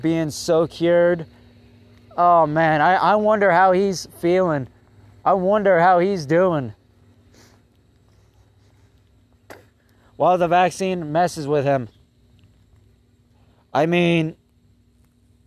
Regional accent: United States; I'm an American

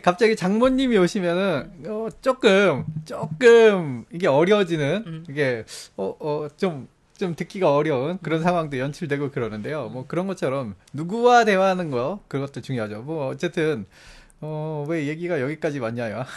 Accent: South Korea; moved away; 전 한국 사람이니까

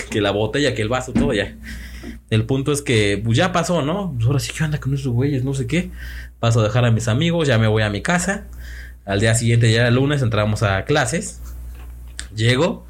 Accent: Puebla, Mexico; Éramos dos, amigos también de Puebla

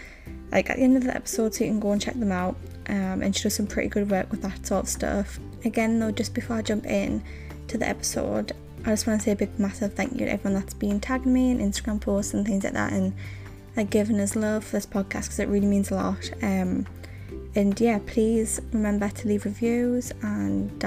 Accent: South Shields, North East England, United Kingdom; I'm from South Shields, like that's where I grew up

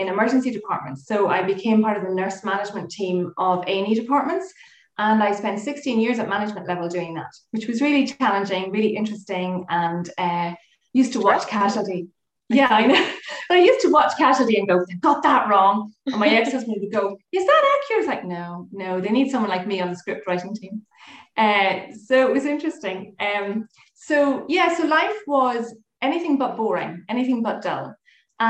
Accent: Galway, Connacht, Ireland; moved away as an adult; also born or lived in Oranmore / Dublin; now in Coleraine, United Kingdom; So I am originally from Galway

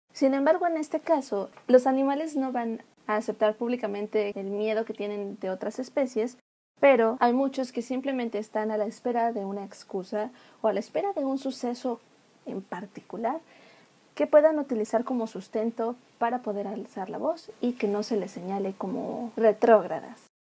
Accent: Mexico; nosotros como mexicanos

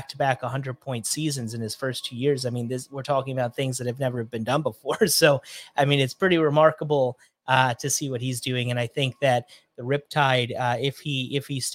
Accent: New York City, New York, United States; moved away; also born or lived in Long Island; I grew up in New York City

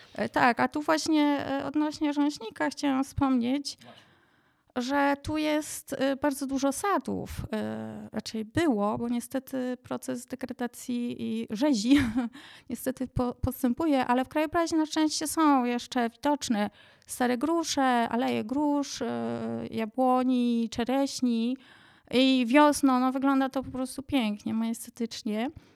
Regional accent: Jedlicze, Subcarpathian Voivodeship, Poland; also born or lived in Dukla; now in Kaczawskie Mountains, Poland; wychowałam się w małym miasteczku na Podkarpaciu

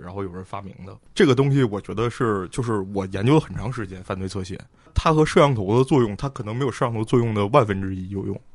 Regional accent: Northeast China, China; 我小的时候在东北

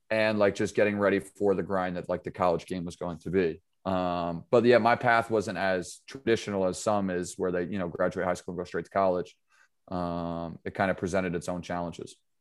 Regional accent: Pine Plains, New York, United States; also born or lived in Sharon, Connecticut; I grew up in, uh, Pine Plains, New York.

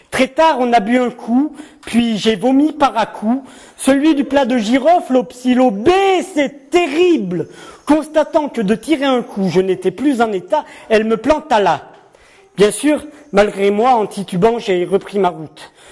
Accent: Nouvelle-Aquitaine, France; j'ai grandi dans le Nord Gironde, donc entre Blaye et Saint-Émilion. Et je suis arrivé en Béarn il y a un peu plus d'un an maintenant

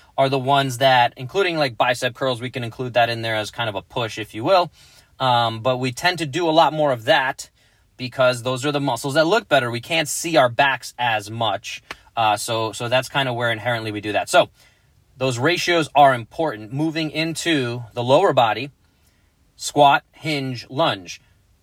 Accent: New York, United States; moved away; growing up in New York

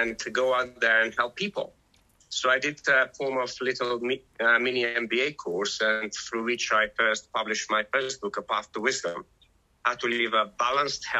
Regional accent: North Macedonia; moved away as an adult; now in England; I was born in Macedonia

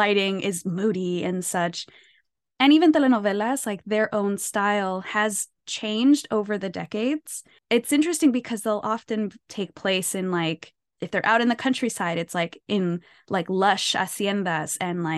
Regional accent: United States; I'm Mexican American. My parents are immigrants from Mexico.

